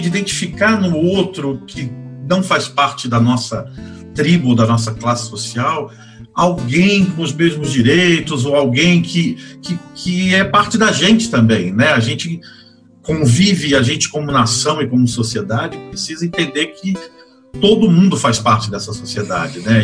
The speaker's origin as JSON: {"language": "Portuguese", "region": "Rio de Janeiro", "country": "Brazil", "also_born_or_lived": "Florianópolis, Santa Catarina", "moved": "as an adult", "lives_now": "São Paulo, Brazil", "said": "eu sou carioca, é, de uma família é, meio da Baixada Fluminense, meio da, da Zona Norte do Rio, da Tijuca e do Meier"}